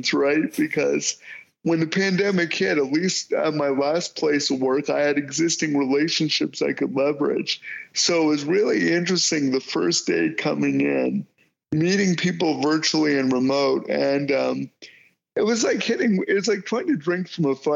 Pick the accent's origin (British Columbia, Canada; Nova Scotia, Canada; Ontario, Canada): Ontario, Canada; Windsor; where I was born in Windsor, Ontario